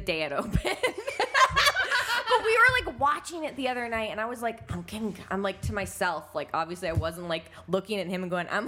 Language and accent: English; Northern California, United States; I'm from Northern California